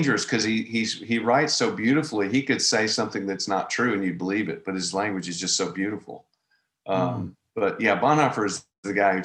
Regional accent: Nashville, Tennessee, United States; accent: Southern; I grew up in Nashville, and I grew up playing

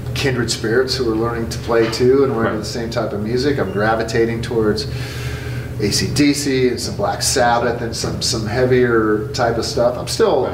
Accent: California, United States; growing up in Devil, California

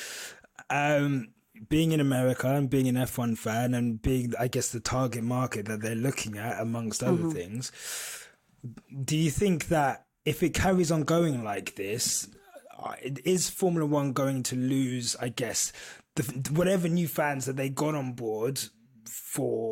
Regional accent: United Kingdom; I am British.

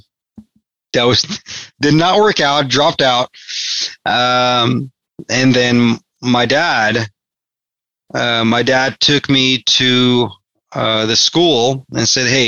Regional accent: Los Angeles, California, United States; I wasn't born in the United States, but I did grow up in California, in the United States, obviously. I grew up in Los Angeles

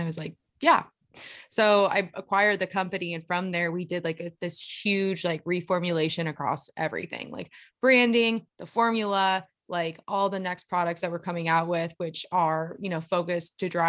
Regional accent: Alpine, California, United States; So I was born and raised out in Eastern San Diego. So I was out in Alpine, which is like the mountains of San Diego.

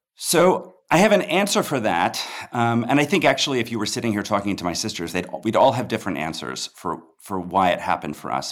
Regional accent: Peoria, Illinois, United States; I grew up in Peoria, Illinois

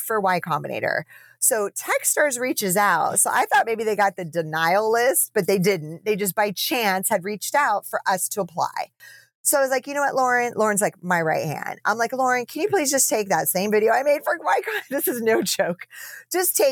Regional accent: United States; also born or lived in Amsterdam; I'm American

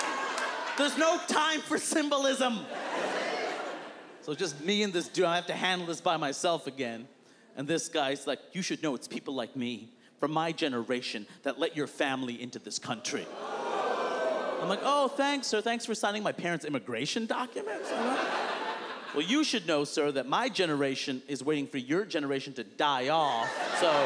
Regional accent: New York City, New York, United States; I'm from Queens, New York

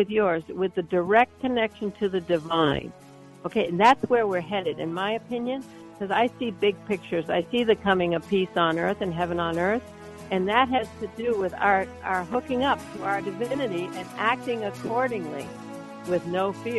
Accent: Maine, United States; I was born and raised nearby. I was born here, and I'm ninth generation Maine

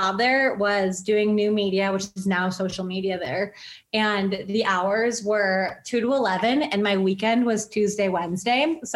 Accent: Buffalo, New York, United States; I grew up in Buffalo, so I grew up a Sabres fan

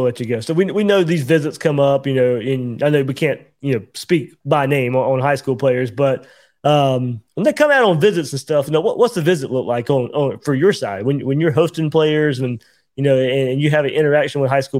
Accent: Georgia, United States; So, I grew up in Georgia

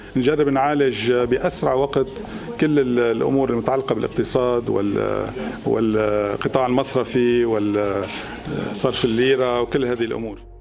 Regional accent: Lebanon; نحن كلبنانيين

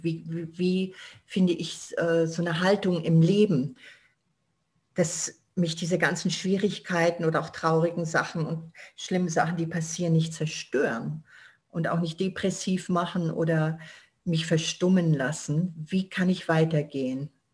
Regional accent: Germany; ich bin da, wo ich herkomme, ich bin Deutsche

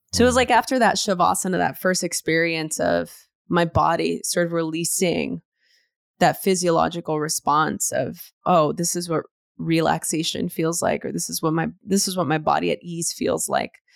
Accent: Los Angeles, California, United States; growing up in East L

